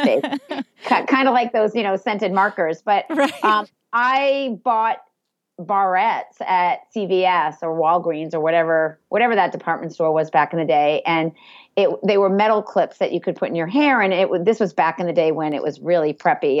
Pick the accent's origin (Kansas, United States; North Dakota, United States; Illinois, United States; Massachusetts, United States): Massachusetts, United States; Andover; I grew up in Andover